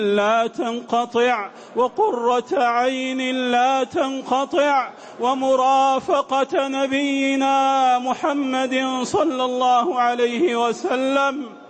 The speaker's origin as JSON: {"language": "Arabic", "country": "Saudi Arabia", "said": "بلادنا المملكة العربية السعودية"}